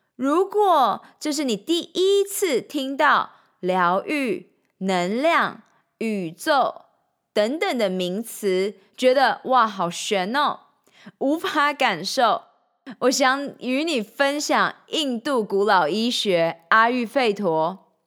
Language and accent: Chinese; Changhua County, Taiwan; moved away as an adult; also born or lived in Shanghai, China; now in Taipei, Taiwan; 三年前，我从上海搬回台湾从彰化老家上台北拼人生